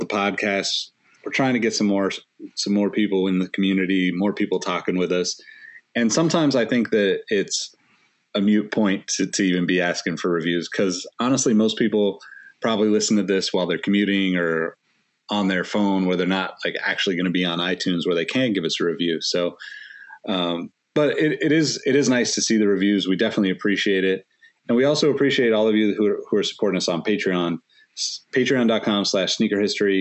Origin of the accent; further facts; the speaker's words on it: Sacramento, California, United States; my hometown of Sacramento